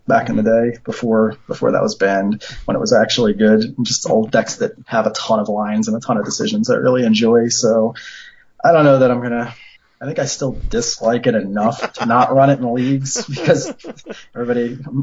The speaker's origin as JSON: {"language": "English", "town": "Bensalem", "region": "Pennsylvania", "country": "United States", "said": "I'm just from Ben Salem, the Philly area suburbs"}